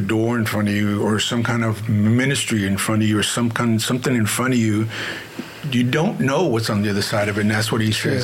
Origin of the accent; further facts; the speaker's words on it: Houston, Texas, United States; I grew up in the East End, right here